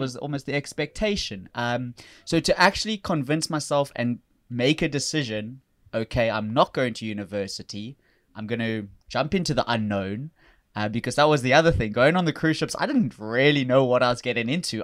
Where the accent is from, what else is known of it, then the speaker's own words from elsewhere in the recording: South Africa; moved away as an adult; also born or lived in Florida / New York / New Orleans; I'm from South Africa originally